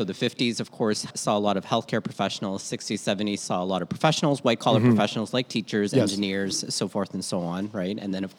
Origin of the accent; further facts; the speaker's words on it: Philippines; now in Canada; Because I think we are such young immigrants in some ways, like as Filipino Canadians, that we don't, you're like on the leading edge is what I'm really trying to say, right?